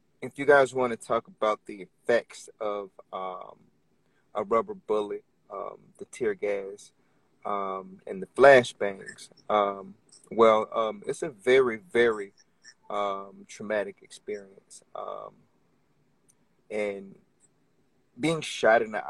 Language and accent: English; Orlando, Florida, United States; moved away as an adult; now in Richmond, United States; I'm originally from Orlando, Florida